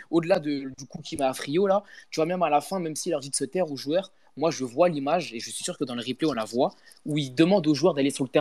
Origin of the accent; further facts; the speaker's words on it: Marseille, Provence-Alpes-Côte d'Azur, France; Mais nous, en tant que Marseillais, on aurait pu peut-être accepter l'idée de rejouer le match